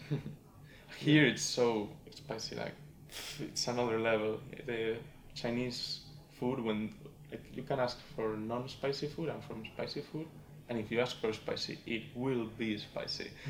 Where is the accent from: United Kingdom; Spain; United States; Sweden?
Spain; English is a second language; moved away as an adult; also born or lived in Madrid; now in Hong Kong; as Alona said, I come from Spain. I'm an exchange student in PolyU for four months.